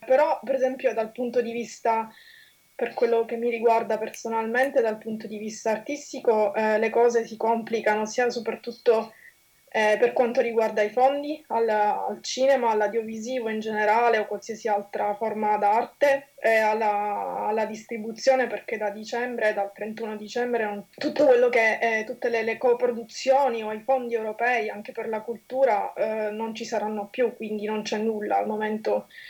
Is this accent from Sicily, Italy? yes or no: yes; Sicily, Italy; accent: Sicilian; moved away as an adult; now in London, United Kingdom; come si può sentire anche dal mio accento, sono di origini siciliane